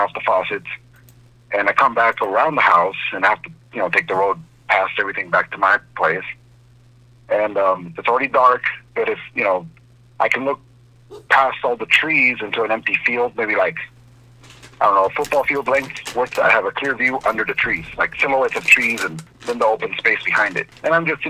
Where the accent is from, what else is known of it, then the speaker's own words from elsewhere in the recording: Southern California, United States; I grew up here in Southern California, 10 acres of avocado